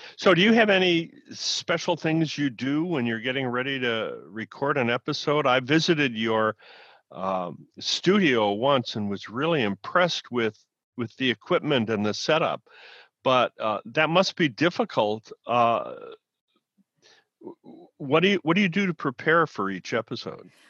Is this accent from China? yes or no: no; Midwest, United States; I grew up in the Midwest.